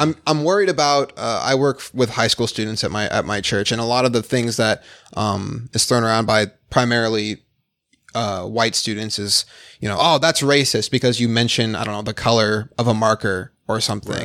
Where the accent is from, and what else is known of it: Phoenix, Arizona, United States; born or raised there; also born or lived in Detroit, Michigan